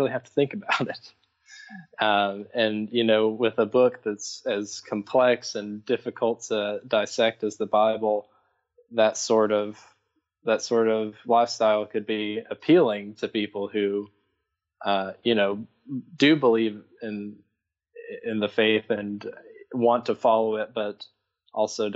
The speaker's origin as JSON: {"language": "English", "town": "Parrottsville", "region": "Tennessee", "country": "United States", "tie": "born or raised there", "said": "I grew up in East Tennessee in a little town called Parrotsville. It's near Knoxville."}